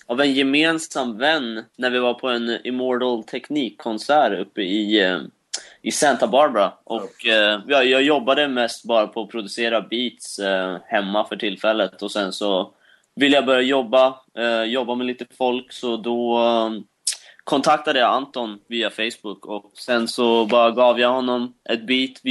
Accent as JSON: {"language": "Swedish", "country": "Sweden", "said": "vi är från Sweden."}